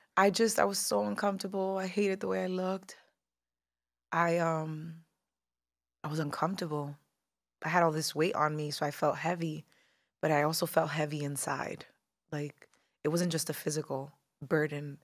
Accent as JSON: {"language": "English", "town": "Newark", "region": "New Jersey", "country": "United States", "tie": "born or raised there", "also_born_or_lived": "New York", "said": "I was born, raised in Newark, New Jersey, but New York has always been the stomping grounds and the backyard"}